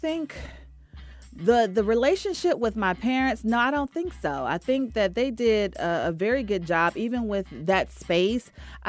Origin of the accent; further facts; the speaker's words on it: Henderson, North Carolina, United States; moved away as an adult; also born or lived in New Jersey; now in Atlanta, United States; I am from Henderson, North Carolina.